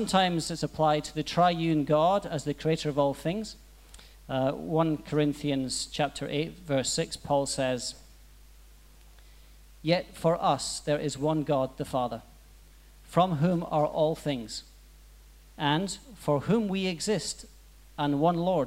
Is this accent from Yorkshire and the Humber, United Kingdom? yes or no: no; Aberdeen, Scotland, United Kingdom; moved away; I'm from Aberdeen, Scotland, so we talk about four times the speed. It's an interesting dialect.